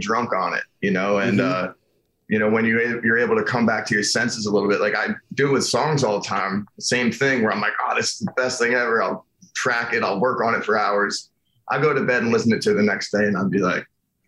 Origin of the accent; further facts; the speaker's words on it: New York City, New York, United States; I grew up in Brooklyn, so I'm very direct